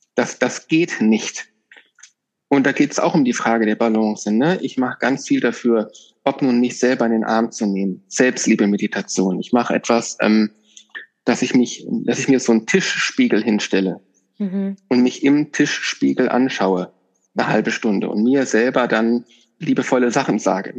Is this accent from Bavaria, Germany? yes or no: no; Northern Hesse, Germany; moved away; ich kenne das aus meiner alten Heimat, ich bin in Nordhessen aufgewachsen, ganz ländlich